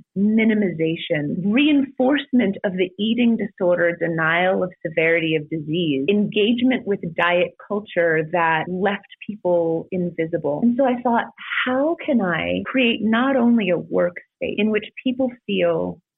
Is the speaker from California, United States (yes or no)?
yes; California, United States; moved away as an adult; I grew up in California.